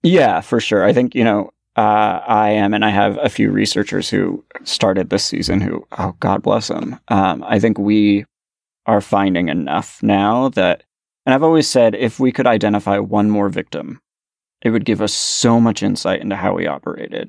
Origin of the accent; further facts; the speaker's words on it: Bay Area, California, United States; growing up in the Bay Area in the early eighties